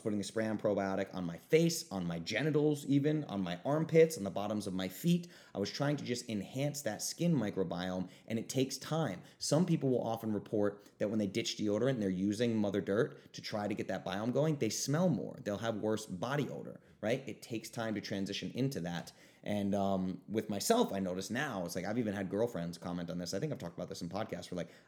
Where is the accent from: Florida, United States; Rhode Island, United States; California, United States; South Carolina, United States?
Rhode Island, United States; I grew up in Rhode Island. When there was a foot of snow on the ground, my little sister would take a 2-hour shower, right?